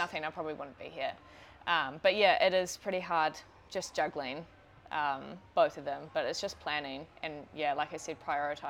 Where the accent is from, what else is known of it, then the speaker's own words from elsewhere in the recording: Auckland, New Zealand; also born or lived in New Plymouth; Grew up in Auckland.